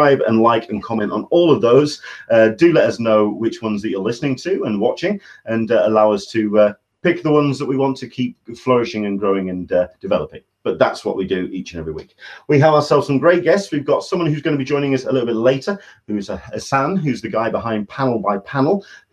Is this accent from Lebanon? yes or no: no; England, United Kingdom; I am your Englishman in San Diego